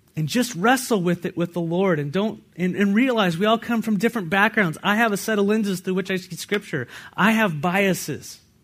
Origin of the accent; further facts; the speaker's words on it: California, United States; now in Walla Walla, United States; I come from California